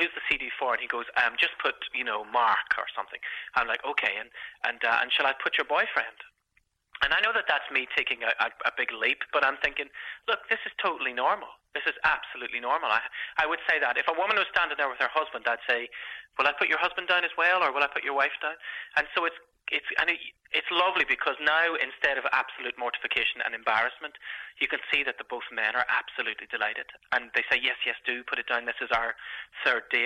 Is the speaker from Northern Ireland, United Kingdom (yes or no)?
yes; Belfast, Northern Ireland, United Kingdom; moved away as an adult; I grew up on the Falls Road in Belfast